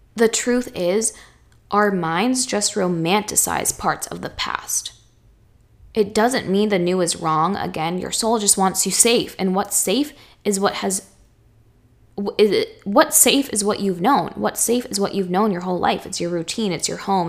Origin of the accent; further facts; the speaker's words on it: Chelmsford, Massachusetts, United States; moved away as an adult; also born or lived in Boston, Massachusetts; now in Los Angeles, United States; fourth grade me, who lived in Chelmsford, Mass her whole life